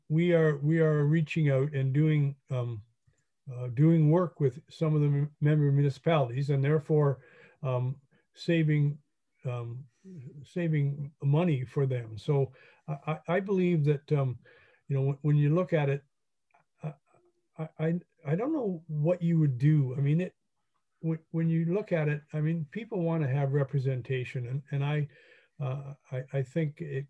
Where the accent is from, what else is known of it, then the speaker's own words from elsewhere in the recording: Hastings, Ontario, Canada; I grew up in Hastings. My parents came from Port Hope and Cobourg originally